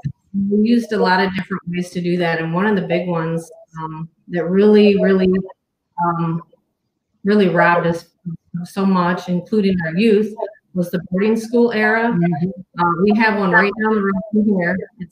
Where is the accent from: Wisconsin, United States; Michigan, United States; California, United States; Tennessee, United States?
Michigan, United States; Saginaw Chippewa, Mount Pleasant; Chippewas here in Mount Pleasant, Michigan, Saginaw Chippewas, we have a very small number in comparison to the Navajo Nation.